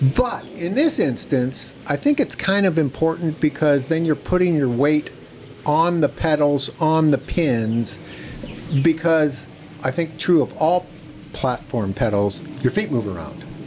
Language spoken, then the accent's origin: English; McKinney, Texas, United States; I'm from McKinney